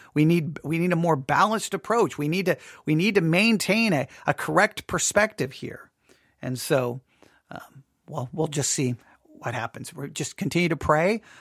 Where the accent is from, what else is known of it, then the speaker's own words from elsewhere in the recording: United States; I'm an America and love being an American